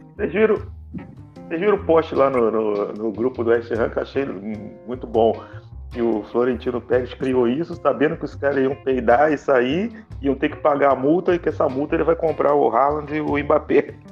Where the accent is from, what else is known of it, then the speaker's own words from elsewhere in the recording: Brazil; eu sou brasileiro